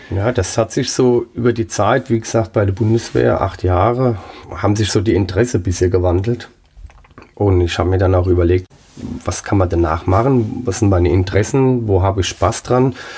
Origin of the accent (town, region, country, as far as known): Pirmasens, Rhineland-Palatinate, Germany; born or raised there; also born or lived in Saarland